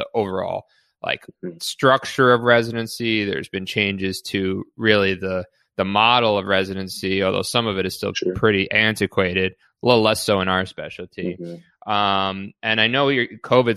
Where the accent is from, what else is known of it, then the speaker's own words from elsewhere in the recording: New York City, New York, United States; I grew up in New York City